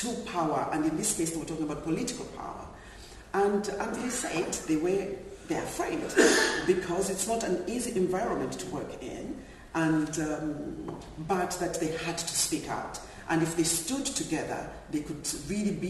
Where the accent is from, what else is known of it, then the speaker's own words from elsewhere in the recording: Zambia; moved away; I'm originally from Zambia